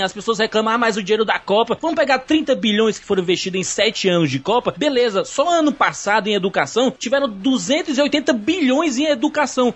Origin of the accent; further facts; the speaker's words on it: Brazil; como brasileiro